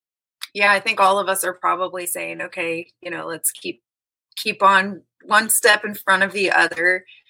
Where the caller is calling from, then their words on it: Kansas City, Missouri, United States; Kansas City, Missouri.